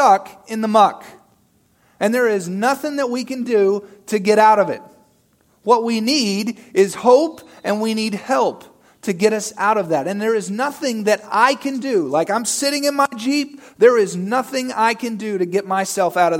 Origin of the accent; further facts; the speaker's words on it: Arkansas, United States; moved away; I'm from good old Arkansas